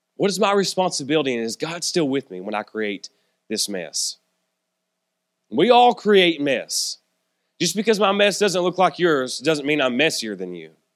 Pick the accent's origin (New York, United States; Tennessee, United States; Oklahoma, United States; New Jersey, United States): Tennessee, United States; Norris/Clinton exit on I-75, near Knoxville; It's my hometown. It's my stomping grounds. It's where I'm from.